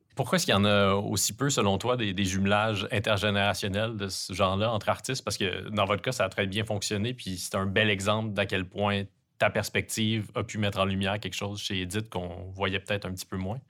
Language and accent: French; Quebec, Canada; accent: Québécois; les Québécois sont bien placés pour savoir à quel point c'est agaçant d'entendre quelqu'un mal imiter notre accent